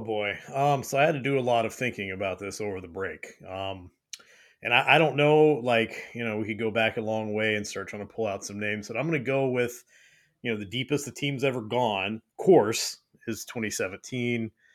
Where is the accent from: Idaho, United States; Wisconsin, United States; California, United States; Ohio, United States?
California, United States; moved away; I grew up in California on the mean streets